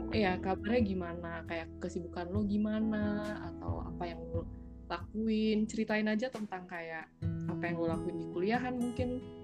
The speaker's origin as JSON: {"language": "Indonesian", "town": "Bandar Lampung", "region": "Lampung", "country": "Indonesia", "moved": "as an adult", "lives_now": "Berlin, Germany", "said": "gue dari Bandar Lampung sama kayak Andri. Dan gue sekarang posisinya lagi kuliah di negara Jerman, tepatnya di kota Berlin"}